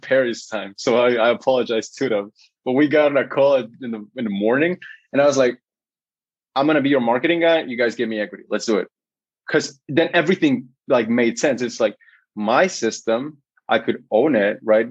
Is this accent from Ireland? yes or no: no; Guatemala; first language Spanish; English is a second language; I'm from Guatemala